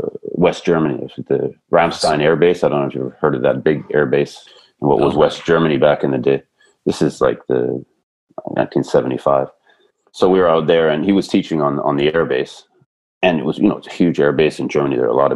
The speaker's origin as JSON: {"language": "English", "town": "Vernon", "region": "British Columbia", "country": "Canada", "tie": "born or raised there", "also_born_or_lived": "Burnaby, Canada"}